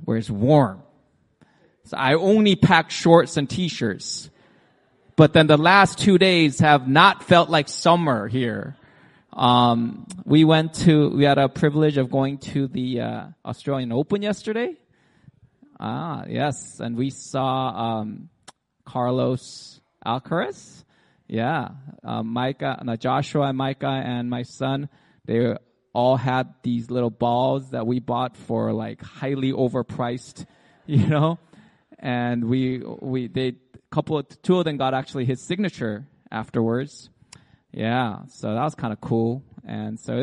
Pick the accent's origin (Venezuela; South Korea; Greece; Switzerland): South Korea; moved away; also born or lived in United States; I was born in South Korea in a house built with clay and straws.